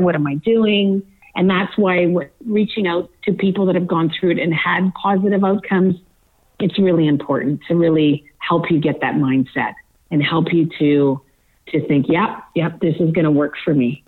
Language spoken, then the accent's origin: English; Manitoba, Canada; a town that I grew up in in Manitoba